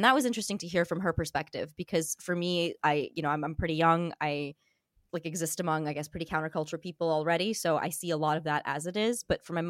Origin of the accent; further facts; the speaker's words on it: Russia; first language Armenian; English is a second language; also born or lived in Armenia; now in Yerevan, Armenia; I was born in Russia. My mother made a conscious effort to teach me, you know … Armenian before she taught me Russian